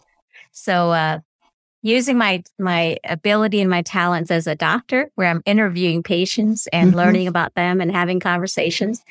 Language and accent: English; California, United States; also born or lived in Vietnam / Guam / New Orleans, Louisiana; growing up in California